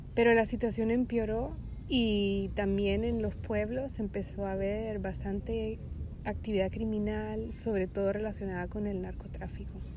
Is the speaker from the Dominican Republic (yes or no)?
no; Honduras; moved away as an adult; also born or lived in Monterrey, Mexico / San Miguel de Allende, Mexico / Barcelona, Spain / Darmstadt, Germany; yo soy de Honduras y mm, hace casi 12 años que me mudé a vivir en Europa